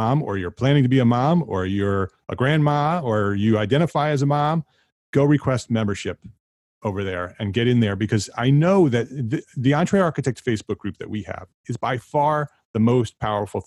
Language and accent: English; New York metropolitan area, United States; we've been in the New York metropolitan area my entire life